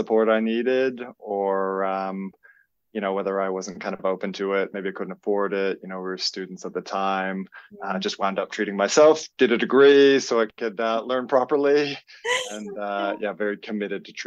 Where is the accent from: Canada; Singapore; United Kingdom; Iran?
Canada; moved away as an adult; also born or lived in Melbourne, Australia; now in Byron Bay, Australia; I am Canadian, originally born. I've been in Australia for 20 plus years. Came over as a traveler